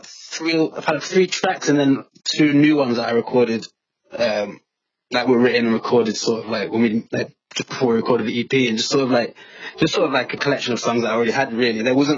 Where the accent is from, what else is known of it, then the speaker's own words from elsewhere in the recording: Leicester, East Midlands, United Kingdom; moved away as an adult; now in Sheffield, United Kingdom; No, I'm from Leicester. I'm a Leicester boy. I've been in Sheffield for a while, 9 years.